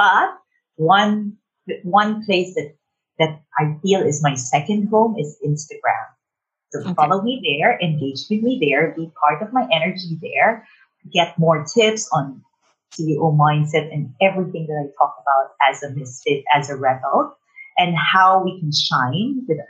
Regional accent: Philippines; first language Tagalog; Oh, it's English, of course. My native language, which is Tagalog, Filipino. It's actually the official dialect in the Philippines, Tagalog, and Chinese, Mandarin.

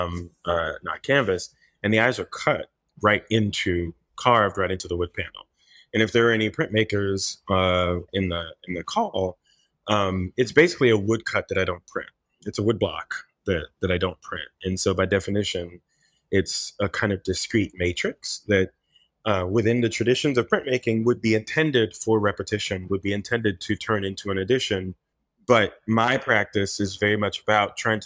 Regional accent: Miami, Florida, United States; also born or lived in Haiti; we all, of course, grew up in Miami

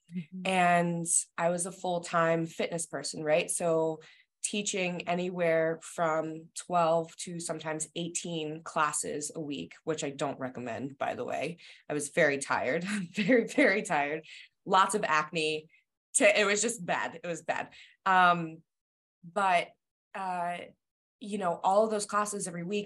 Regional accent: New Jersey, United States; now in Massachusetts, United States; I am from New Jersey originally, so I live in Massachusetts now in in a suburb outside of Boston.

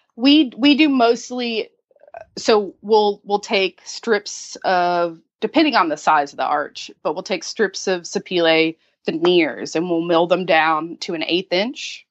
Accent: Kentucky, United States; moved away as an adult; now in Charleston, United States; I am originally from Kentucky.

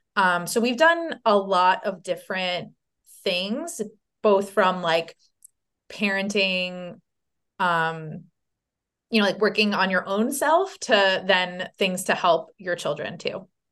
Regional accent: Long Island, New York, United States; now in Saratoga Springs, United States; I'm from Long Island

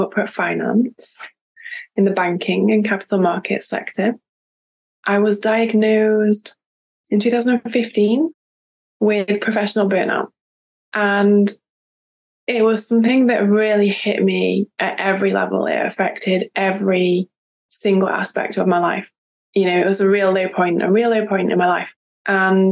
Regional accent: United Kingdom; now in France; I am British, but I live in France.

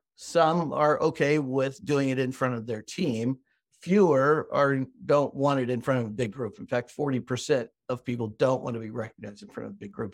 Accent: Midwest, United States; I'm American and grew up in the Midwest, the United States

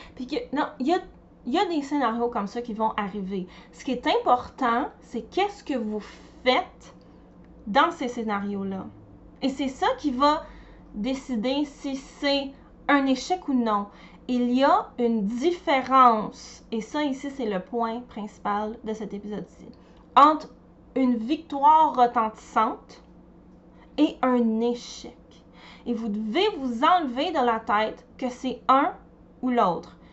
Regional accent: Montreal, Quebec, Canada; je viens de Montréal

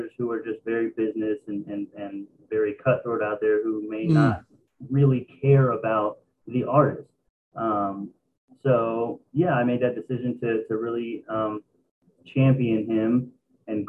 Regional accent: Dallas, Texas, United States; I'm from Dallas, Texas.

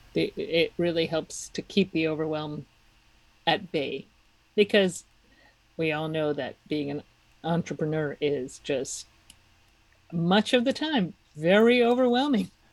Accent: Czechia; moved away; I'm from the Czech Republic

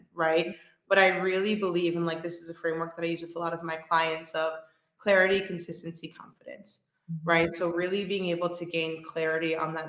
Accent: New York City, New York, United States; moved away as an adult; now in Spain; I'm originally from Brooklyn, New York

